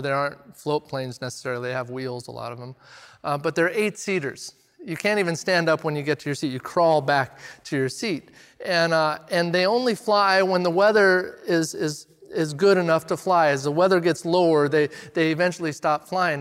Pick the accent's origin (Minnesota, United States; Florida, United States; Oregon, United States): Oregon, United States; Redmond; I grew up in Redmond, and country music is kinda forced on you when you grow up in Redmond